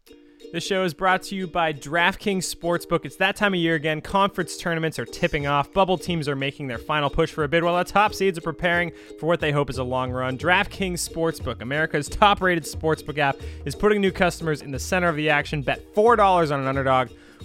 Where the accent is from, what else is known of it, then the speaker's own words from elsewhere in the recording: San Diego, California, United States; my hometown in San Diego.